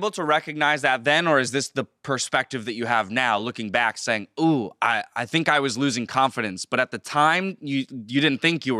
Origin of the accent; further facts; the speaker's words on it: San Diego, California, United States; I grew up in San Diego, so you know, West Coast, Southern California, my whole life.